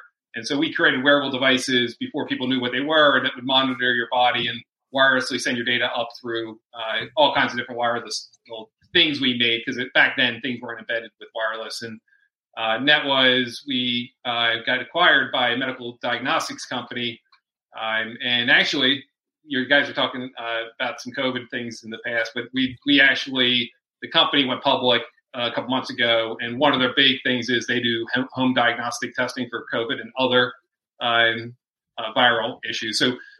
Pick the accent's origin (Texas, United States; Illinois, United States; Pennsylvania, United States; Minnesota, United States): Pennsylvania, United States; From outside Philadelphia.